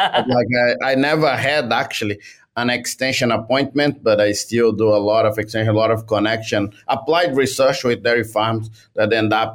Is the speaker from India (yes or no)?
no; Brazil; moved away as an adult; also born or lived in Canada; now in Vermont, United States; I come from Brazil